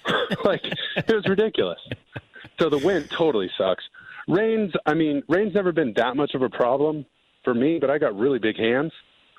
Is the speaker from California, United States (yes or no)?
yes; California, United States; I'm a SoCal kid, man. I grew up in Orange County. I'm at the beach, like, rainbow sandals all the time.